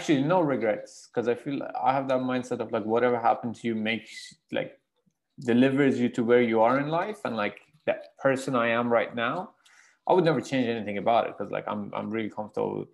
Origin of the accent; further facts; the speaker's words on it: Iran; moved away; I'm from Iran